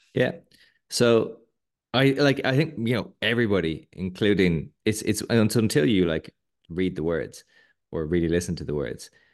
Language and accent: English; Ireland